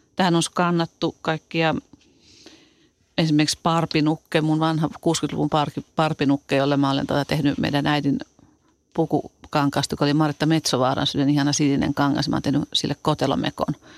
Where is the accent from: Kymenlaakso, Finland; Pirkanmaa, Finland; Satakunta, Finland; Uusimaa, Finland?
Pirkanmaa, Finland; Tampere; also born or lived in Helsinki; asuttiin Tampereella. Synnyttiin kylläkin Helsingissä ja mä olin kaksivuotias, kun me muutettiin Tampereelle